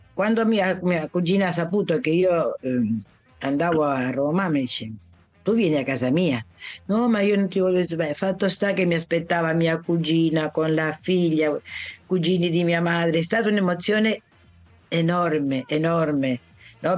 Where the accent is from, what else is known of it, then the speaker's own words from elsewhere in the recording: Buenos Aires, Argentina; first language Italian; sono nata a Buenos Aires, ma sono venuta nel pancione della mamma